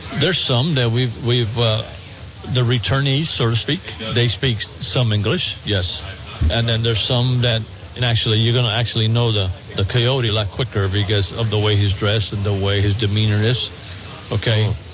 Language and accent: English; Texas, United States; born or raised there